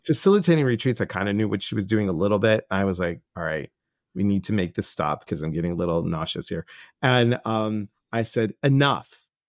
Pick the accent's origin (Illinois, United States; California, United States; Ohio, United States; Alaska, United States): Illinois, United States; Chicago; moved away; I'm from Chicago originally